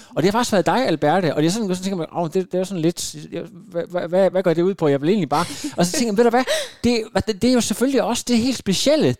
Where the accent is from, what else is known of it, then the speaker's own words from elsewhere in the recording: Denmark; er vi danskere